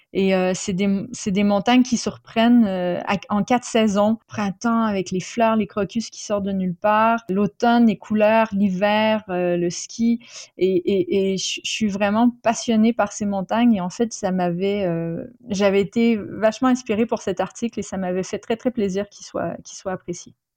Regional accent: Quebec, Canada; moved away; mon enfance euh, au Québec

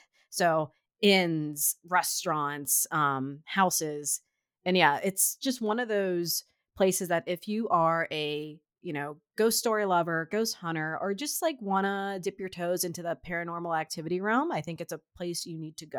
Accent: Midwest, United States; Like, I know that I am from the Midwest.

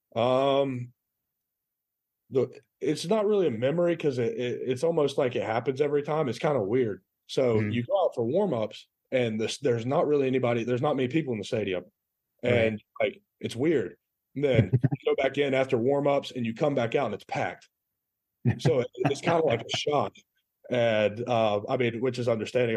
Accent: Rome, Georgia, United States; also born or lived in Chattanooga, Tennessee; I was born there, moved down because my dad got a coaching job. So we moved to Rome

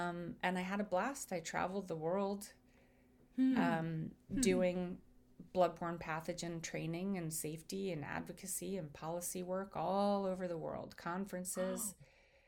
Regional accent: Washington, District of Columbia, United States; moved away as an adult; also born or lived in New Jersey; Growing up in Washington, D.C.

